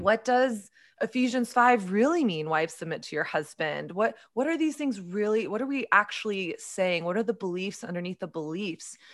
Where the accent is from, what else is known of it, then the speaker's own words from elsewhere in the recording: Texas, United States; I grew up in Southern Christian culture. in evangelical culture in Texas